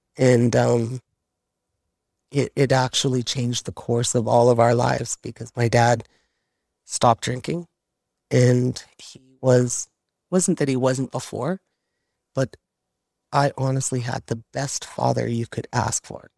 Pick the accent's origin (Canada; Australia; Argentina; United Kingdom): Canada; Fort St. John, British Columbia; It was, you know what, growing up in Fort St. John that way, you know, I just give so much credit to my mom and dad for their hard work to give us that kind of life.